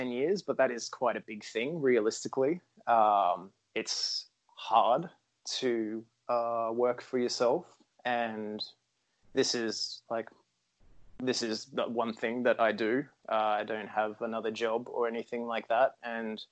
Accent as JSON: {"language": "English", "town": "Brisbane", "region": "Queensland", "country": "Australia", "said": "Australia is a big place and I'm from Brisbane"}